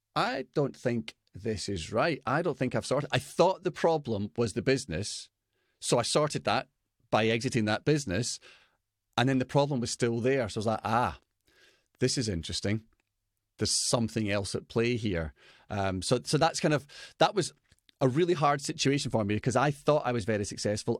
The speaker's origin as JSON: {"language": "English", "region": "Scotland", "country": "United Kingdom", "said": "I'm Scottish"}